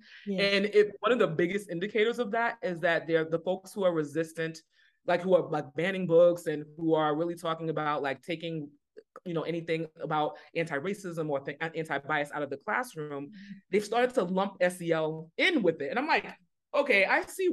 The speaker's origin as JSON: {"language": "English", "town": "New York City", "region": "New York", "country": "United States", "tie": "born or raised there", "also_born_or_lived": "Boston", "accent": "New York", "moved": "as an adult", "said": "I grew up in New York City, but I began teaching in a different state than where I grew up"}